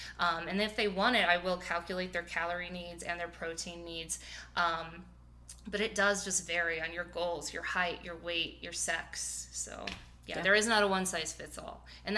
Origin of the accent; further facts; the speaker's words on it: Midwest, United States; I mean, I'm a big meat eater. We're both from the Midwest.